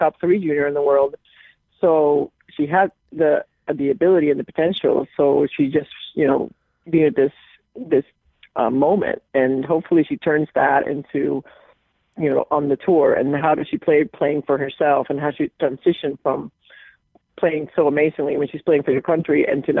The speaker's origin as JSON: {"language": "English", "country": "Puerto Rico", "tie": "born or raised there", "moved": "yes", "lives_now": "Connecticut, United States", "said": "I'm born and raised in Puerto Rico, so I, too, like every other Puerto Rican"}